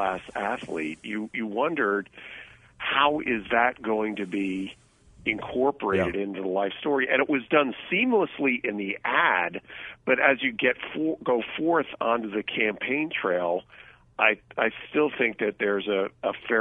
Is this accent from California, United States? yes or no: yes; California, United States; As a Californian